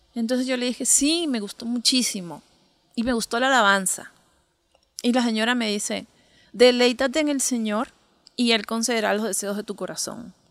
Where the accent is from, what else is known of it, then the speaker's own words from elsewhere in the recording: Lima, Peru; Soy de Lima, de Lima, Perú.